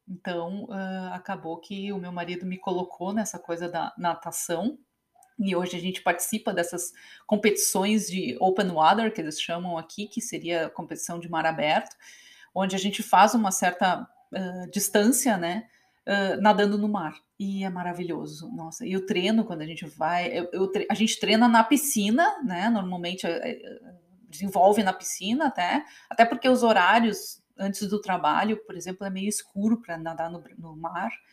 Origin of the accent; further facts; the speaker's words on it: Novo Hamburgo, Rio Grande do Sul, Brazil; moved away as an adult; now in United States; eu venho de Novo Hamburgo, essa cidade que sempre foi a capital do calçado